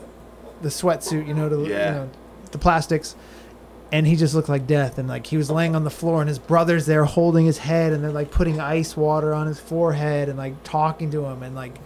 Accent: San Diego, California, United States; now in Florida, United States; San Diego.

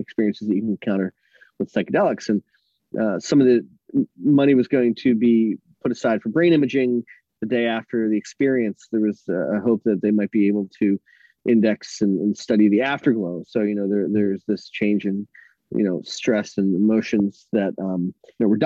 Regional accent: Philadelphia, Pennsylvania, United States; I grew up in Philadelphia

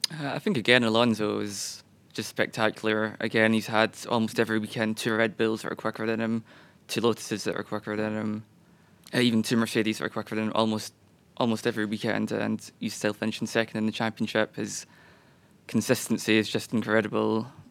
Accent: Scotland, United Kingdom; being a Scotsman

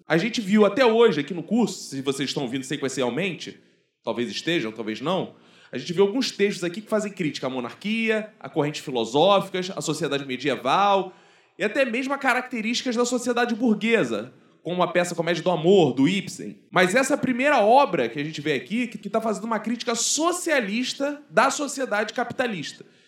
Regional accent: Brazil

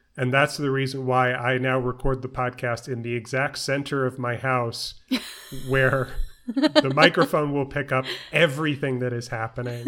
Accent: New York City, New York, United States; I grew up in New York

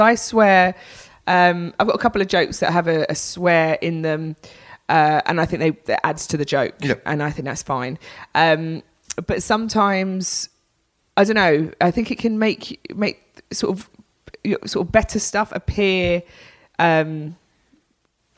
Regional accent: London, United Kingdom; accent: Cockney; I'm quite Cockney, I'm from North London

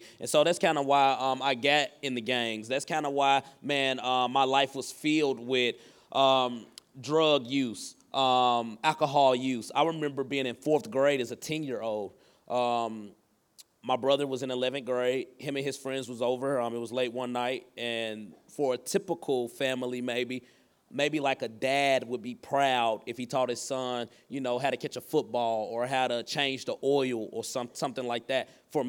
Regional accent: the South, United States; And so I think like the area I grew up in is in the South. And so we're in the Bible Belt.

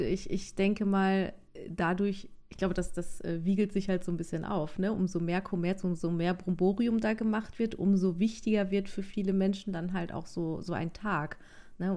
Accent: North Rhine-Westphalia, Germany; ich komme ja auch aus NRW

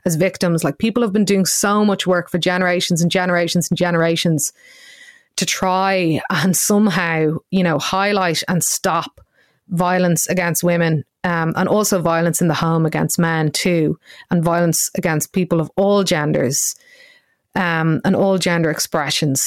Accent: Ireland; as Irish people

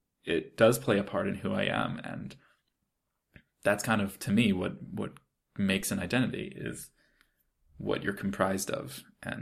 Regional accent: Israel; my whole life in Israel, people have been saying that I'm American, and when I go to America, people say I'm Israeli

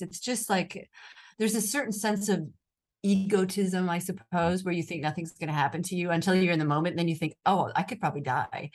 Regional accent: United States; accent: American; moved away as an adult; now in Rome, Italy; my American accent

